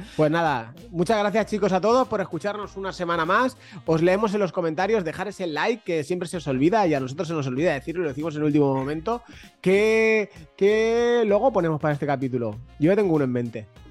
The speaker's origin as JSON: {"language": "Spanish", "region": "Valencian Community", "country": "Spain", "said": "Mercadona, que es de mi tierra, que es, que es valenciana"}